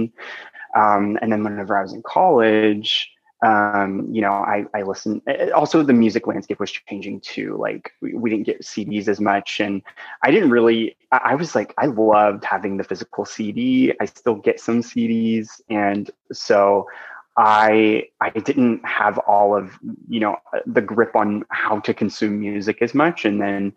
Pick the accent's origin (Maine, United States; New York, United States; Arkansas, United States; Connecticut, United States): Arkansas, United States; small town; moved away; I'm actually originally from small town Arkansas